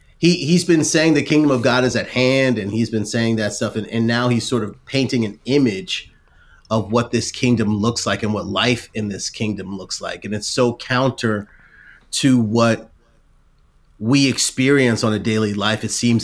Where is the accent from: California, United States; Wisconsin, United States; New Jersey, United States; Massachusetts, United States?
New Jersey, United States; but I'm from Jersey, and more than once I might have called someone an idiot in my mind